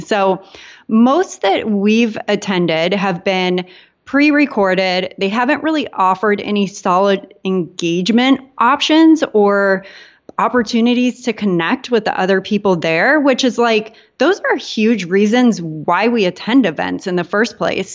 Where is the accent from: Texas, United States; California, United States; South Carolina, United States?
California, United States; San Diego; moved away as an adult; also born or lived in Portland, Maine; now in Puerto Rico; I grew up in San Diego